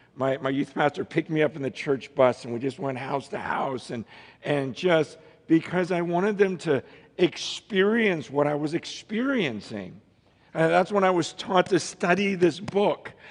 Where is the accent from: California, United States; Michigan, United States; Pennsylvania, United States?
California, United States; Stockton; born or raised there; also born or lived in San Francisco, California